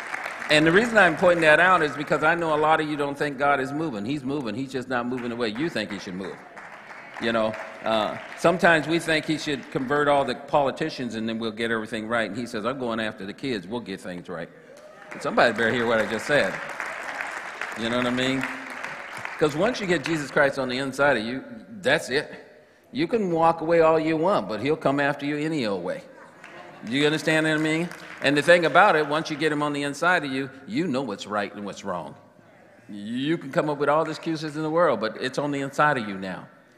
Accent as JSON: {"language": "English", "town": "Atwater", "region": "California", "country": "United States", "tie": "born or raised there", "said": "Matter of fact, I grew up in Atwater, California."}